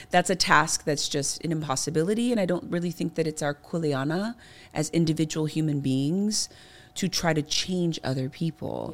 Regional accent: Kailua, Hawaii, United States; my environment growing up in Kailua specifically really played a huge foundational role

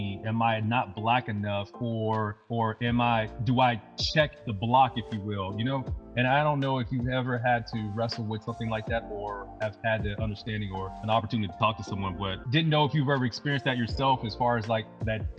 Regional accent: Leesville, Louisiana, United States; It was in Leesville. I was born and raised in Leesville, Louisiana.

